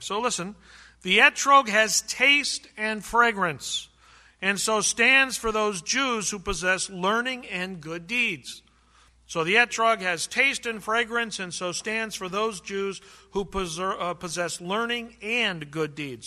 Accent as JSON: {"language": "English", "region": "California", "country": "United States", "tie": "born or raised there", "said": "When I grew up in California, when I was a kid"}